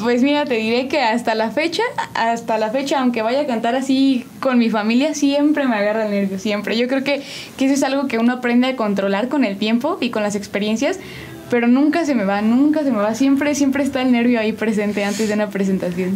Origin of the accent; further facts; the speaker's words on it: State of Mexico, Mexico; now in San Juan del Río, Mexico; yo soy originaria del Estado de México, pero llevo ya muchísimo tiempo viviendo aquí en San Juan del Río